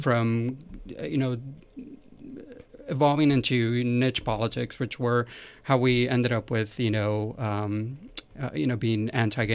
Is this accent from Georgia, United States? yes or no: no; California, United States; growing up in California